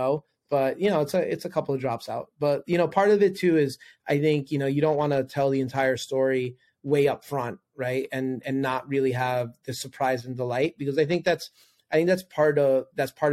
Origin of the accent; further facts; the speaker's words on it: New York City, New York, United States; also born or lived in Manhattan; I'm originally from New York. I lived in Manhattan for 13 years and a New Yorker